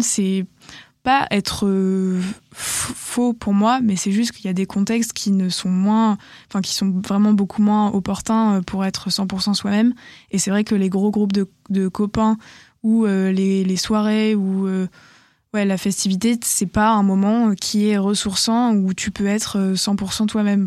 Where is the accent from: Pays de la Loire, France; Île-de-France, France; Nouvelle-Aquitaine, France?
Nouvelle-Aquitaine, France; Bordeaux; j'ai quand même fait ma terminale euh, chez moi, à Bordeaux, chez mon père